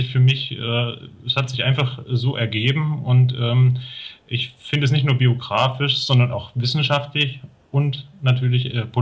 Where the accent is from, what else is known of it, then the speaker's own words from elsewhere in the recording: Thuringia, Germany; Also ich bin hier in Thüringen aufgewachsen, in einer Kleinstadt